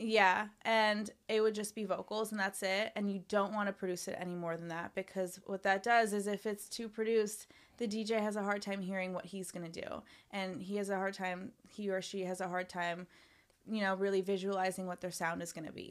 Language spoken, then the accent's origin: English; Canada; moved away as an adult; now in Los Angeles, United States; I grew up in Canada